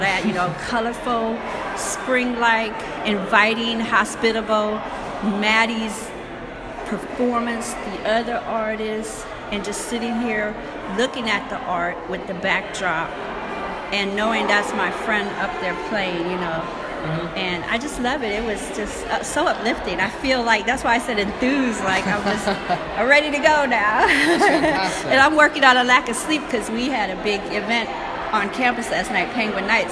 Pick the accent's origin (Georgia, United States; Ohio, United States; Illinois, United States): Ohio, United States; Youngstown; I was born in Youngstown, grew up right in Smoky Hollow, which is right behind this lovely building